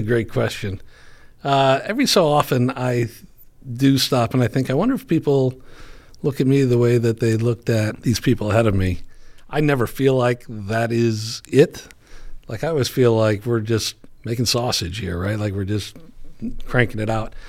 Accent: Chicago, Illinois, United States; I grew up in Chicago.

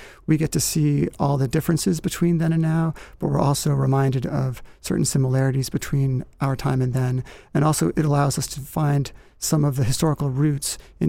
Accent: the North, United States; moved away as an adult; now in Atlanta, United States; I've lived south of the Mason-Dixon line for 16 years now. The last eight have been in Atlanta. And being raised northern

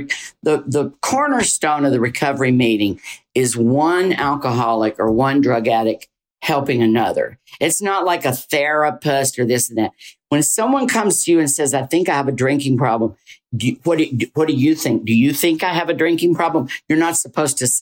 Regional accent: the South, Southern United States, United States; accent: Southern; moved away as an adult; I tried to get rid of my Southern accent

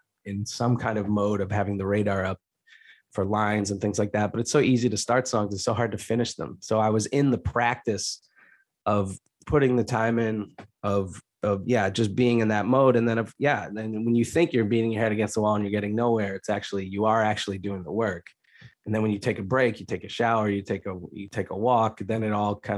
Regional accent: suburbs north of Boston, Massachusetts, United States; I grew up in a pretty cushy suburb section north of Boston

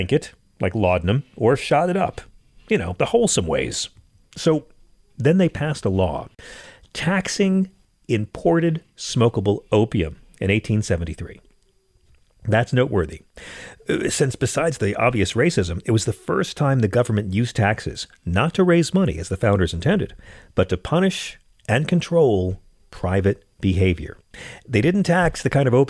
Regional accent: United States; I grew up in America's public schools

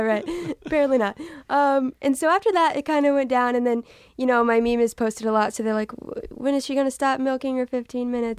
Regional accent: Texas, United States; I'm from Texas

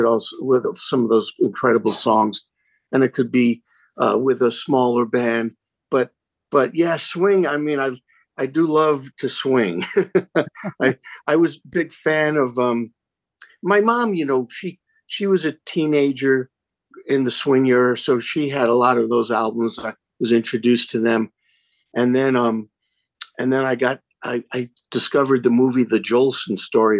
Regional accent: New York, United States; now in Colorado, United States; I grew up in New York, so I grew up with winters

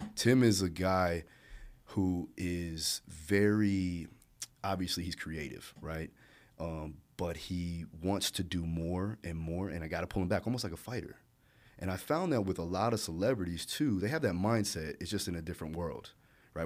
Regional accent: Hollywood, Florida, United States; also born or lived in Maui, Hawaii / Broward County, Florida / Alabama; we moved to Hollywood Beach, Florida, not Hollywood, California, Hollywood Beach, Florida. And, uh, rough times when I was a kid

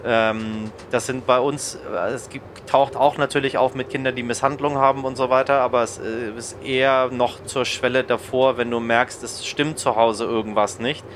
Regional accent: Germany; hier bei uns in Deutschland

